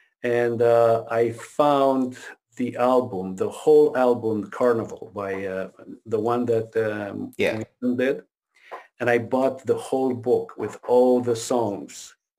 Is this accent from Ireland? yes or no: no; Quebec, Canada; English is a second language; Because I moved from Quebec to Ontario. And I couldn't speak the language. I couldn't speak any English.